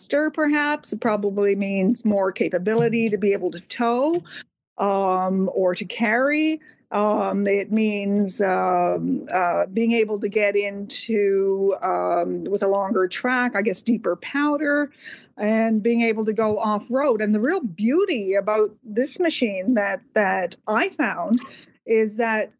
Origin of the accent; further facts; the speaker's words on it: Canada; your Canadian neighbors